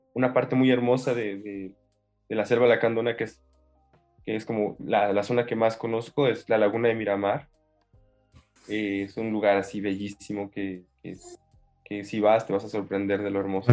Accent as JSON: {"language": "Spanish", "region": "Mexico City", "country": "Mexico", "tie": "born or raised there", "said": "vengo de la Ciudad de México. Ahí, nací, crecí en esta gran en Gran Monstruo"}